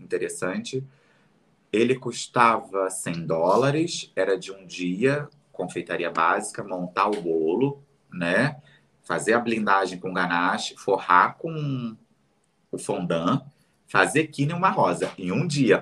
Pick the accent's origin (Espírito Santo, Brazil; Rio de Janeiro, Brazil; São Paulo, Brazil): Rio de Janeiro, Brazil; Realengo, na cidade onde eu fui criado. Eh, na cidade, não, perdão, no bairro que eu fui criado.